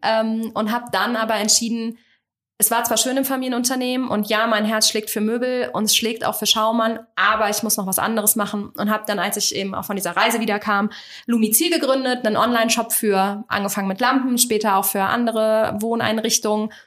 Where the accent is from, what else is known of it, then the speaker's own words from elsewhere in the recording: Kassel, Hesse, Germany; Ich komme aus dem schönen Kassel, also aus dem Herzen Deutschlands